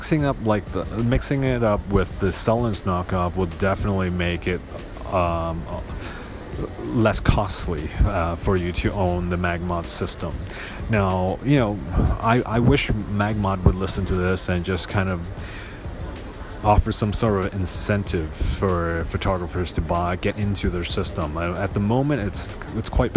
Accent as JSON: {"language": "English", "country": "Hong Kong", "said": "I'm from Hong Kong"}